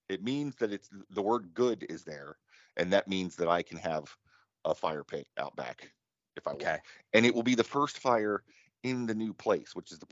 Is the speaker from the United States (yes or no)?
yes; United States